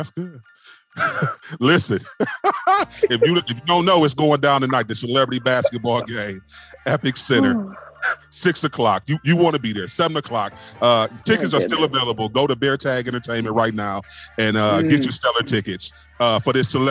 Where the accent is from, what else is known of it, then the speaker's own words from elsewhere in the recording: Cleveland, Ohio, United States; I'm born and raised in Cleveland, Ohio.